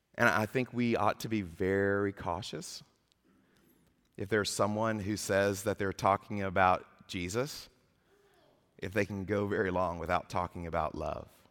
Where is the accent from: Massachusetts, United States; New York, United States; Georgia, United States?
Georgia, United States; Atlanta; my hometown of Atlanta